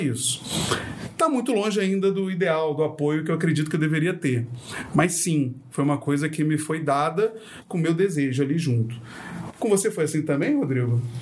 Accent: Rio de Janeiro, Brazil; eu sou carioca

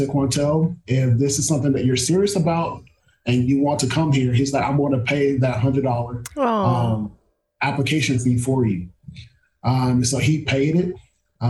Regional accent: near Belton, Texas, United States; moved away as an adult; also born or lived in Marshall, Texas; now in Arkadelphia, United States; UMHB is about 45 minutes down the road from my hometown

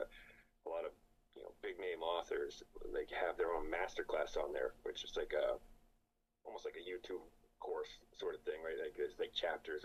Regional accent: Newport, New Hampshire, United States; The town that the book takes place in is my hometown growing up. I didn't even change the name. It's Newport, New Hampshire.

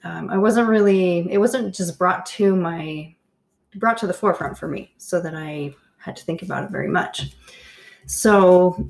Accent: Canada; I grew up in Canada

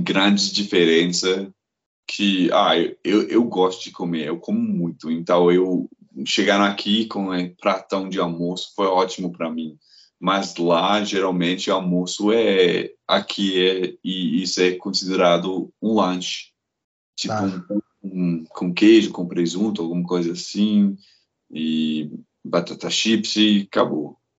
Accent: Glasgow, Scotland, United Kingdom; first language English; Portuguese is a second language; moved away as an adult; now in Belo Horizonte, Brazil; eu sou de Glasgow. Lá, tipo, na Escócia, o povo come as palavras, mas ainda é lá em Glasgow. Então eu cresci com isso

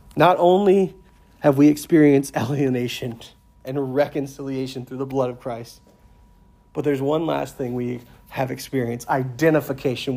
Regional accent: United States; I'm proud to be an American

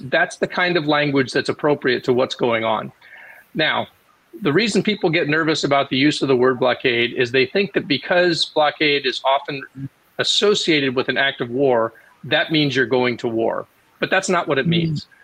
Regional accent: United States; I'm saying this as an American.

